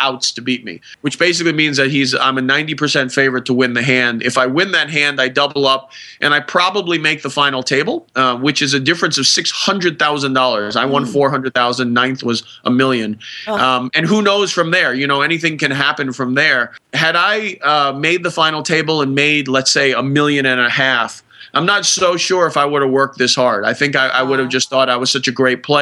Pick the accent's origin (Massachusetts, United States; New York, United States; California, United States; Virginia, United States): Massachusetts, United States; Boston; my hometown paper, the Boston Herald